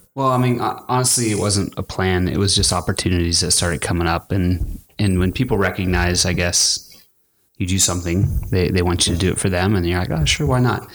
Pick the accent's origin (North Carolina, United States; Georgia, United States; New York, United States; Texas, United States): Texas, United States; El Paso; I grew up in El Paso, Texas